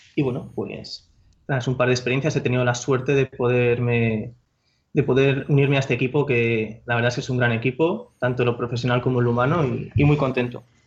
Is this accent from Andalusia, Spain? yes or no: no; Madrid, Community of Madrid, Spain; moved away as an adult; now in Paris, France; yo soy de Madrid, de Madrid capital